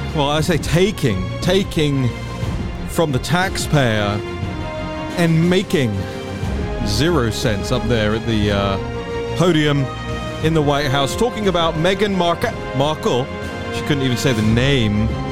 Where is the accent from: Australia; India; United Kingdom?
United Kingdom